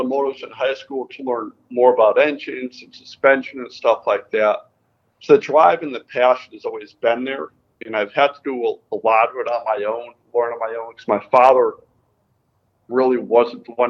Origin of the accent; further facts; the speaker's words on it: Connecticut, United States; I grew up in Connecticut